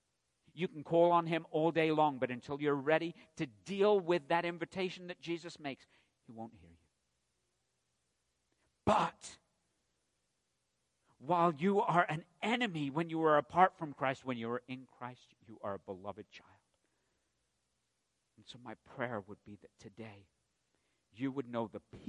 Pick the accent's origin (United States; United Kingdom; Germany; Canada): United Kingdom; England; I'm from England